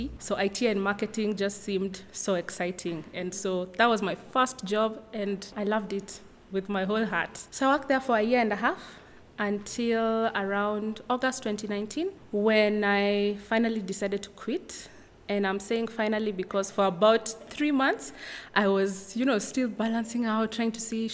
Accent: Nairobi, Kenya; I am from Nairobi, Kenya

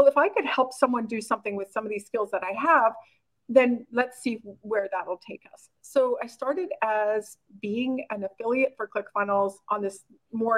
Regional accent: Oxbow, Saskatchewan, Canada; moved away as an adult; also born or lived in South Korea; I was born and raised in a really small town called Oxbow, Saskatchewan, Canada, with like 1,200 people.

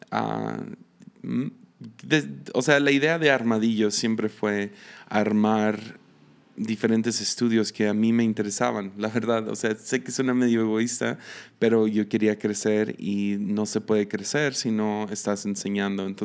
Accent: Mexico; also born or lived in United States; nací en Estados Unidos y a los tres meses de que nací me vine a México. Entonces me crié en México

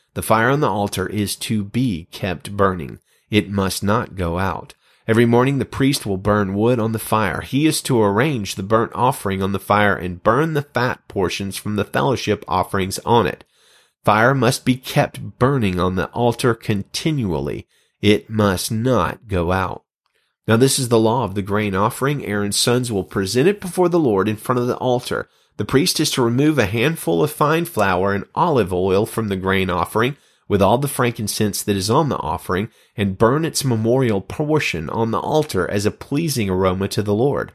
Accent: Alabama, United States; moved away; I was just beginning a role as the full-time senior pastor of a church in my hometown

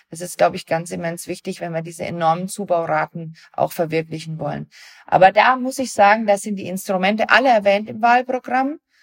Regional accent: Germany; wir als Deutsche

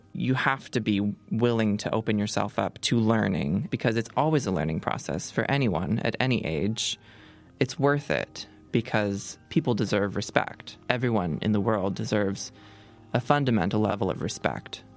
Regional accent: Seattle, Washington, United States; I grew up in Seattle in a suburb

